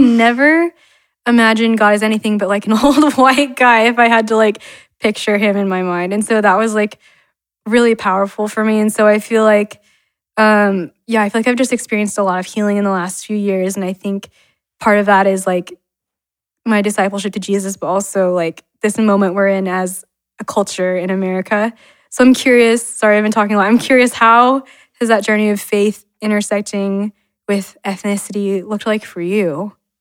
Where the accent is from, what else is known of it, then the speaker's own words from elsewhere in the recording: Utah, United States; also born or lived in China; I was born in China, adopted by a white couple in Utah